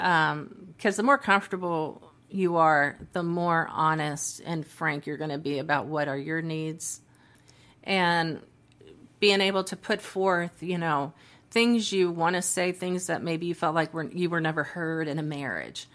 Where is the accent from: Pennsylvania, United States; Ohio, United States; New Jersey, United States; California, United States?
Ohio, United States; Cincinnati; moved away as an adult; also born or lived in Dayton, Ohio; now in Texas, United States; born and raised in Cincinnati, Ohio.